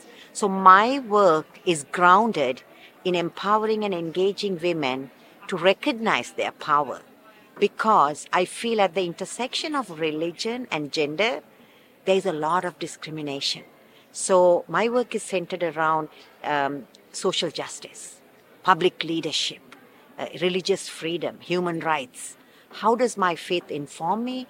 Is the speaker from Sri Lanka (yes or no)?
yes; Sri Lanka; now in Los Angeles, United States; I am originally from Sri Lanka, but now I live in Los Angeles.